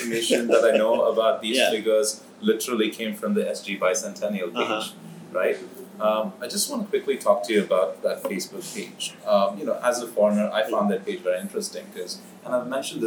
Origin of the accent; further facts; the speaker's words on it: India; now in Singapore; as an Indian